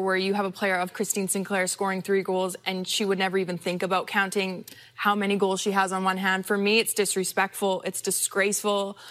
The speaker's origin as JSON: {"language": "English", "country": "Canada", "said": "as a Canadian"}